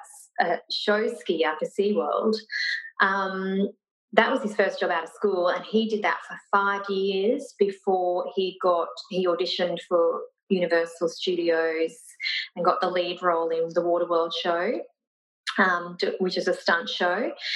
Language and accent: English; Brisbane, Queensland, Australia; now in Gold Coast, Australia; From Brisbane. Mm. So we were both actually from Brisbane.